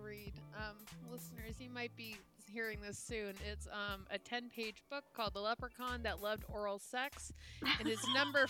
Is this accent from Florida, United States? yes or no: no; greater Boston area, Massachusetts, United States; I had a greater Boston area education.